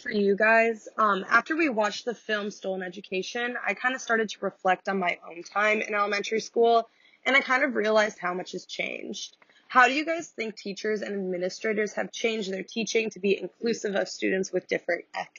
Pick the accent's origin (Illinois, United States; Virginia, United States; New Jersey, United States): Illinois, United States; Downers Grove; I'm from Downers Grove, Illinois. It's like 45 minutes away from Chicago.